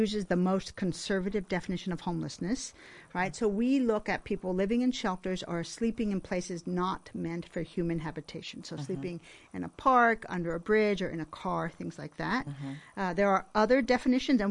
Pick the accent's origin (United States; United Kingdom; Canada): United States; Chesterfield County, Virginia; also born or lived in Washington, D.C. / Stanford, California / Europe; I grew up in Chesterfield County, where I still live.